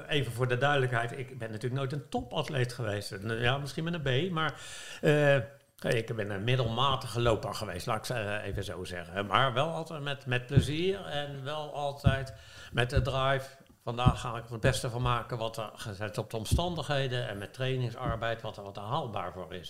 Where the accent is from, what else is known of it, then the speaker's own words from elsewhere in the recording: The Hague, South Holland, Netherlands; als geboren Hagenees